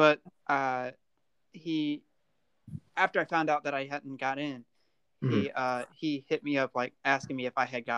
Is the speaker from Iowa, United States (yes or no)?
no; South Carolina, United States; And I'm from South Carolina.